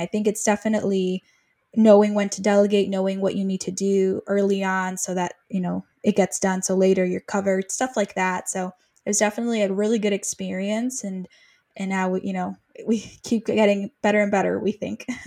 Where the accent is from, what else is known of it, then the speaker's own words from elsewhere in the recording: Mexico; now in United States; I'm originally from Mexico. I went to the States